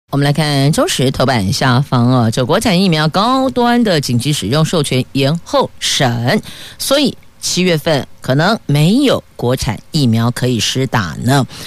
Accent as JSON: {"language": "Chinese", "region": "Taoyuan", "country": "Taiwan", "said": "我们桃园人"}